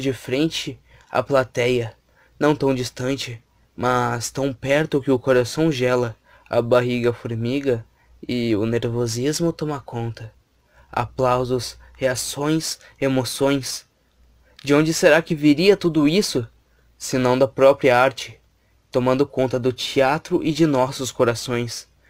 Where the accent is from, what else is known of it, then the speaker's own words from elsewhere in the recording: Gravataí, Rio Grande do Sul, Brazil; eu também sou de Gravataí, né? Nascido e, e criado aqui